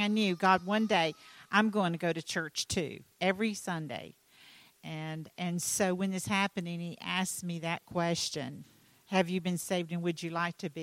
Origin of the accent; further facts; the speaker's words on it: North Carolina, United States; I'm from North Carolina